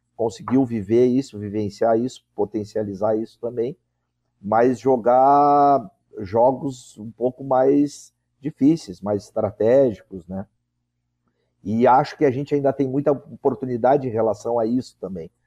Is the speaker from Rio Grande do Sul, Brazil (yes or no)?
yes; Pelotas, Rio Grande do Sul, Brazil; moved away; Nunca imaginei que ia voltar à minha terra natal